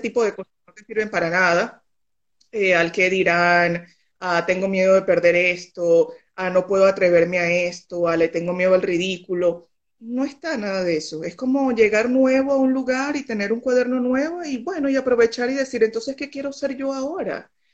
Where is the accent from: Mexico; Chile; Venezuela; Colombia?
Venezuela; moved away as an adult; also born or lived in Barcelona, Spain; now in Tenerife, Spain; Yo tengo cuatro años eh, que me fui de Venezuela